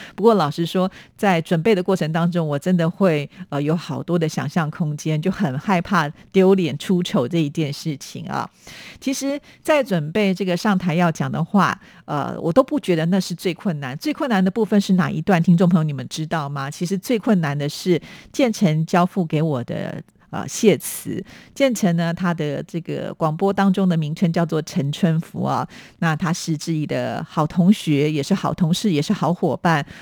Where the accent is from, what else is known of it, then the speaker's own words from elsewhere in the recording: Taipei, Taiwan; 我的出生地是在台北